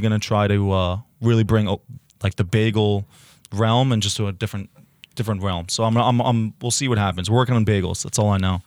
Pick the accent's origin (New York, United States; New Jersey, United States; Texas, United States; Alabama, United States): New Jersey, United States; the Ridge; moved away as an adult; now in Hoboken, United States; The Ridge Diablo is named after my hometown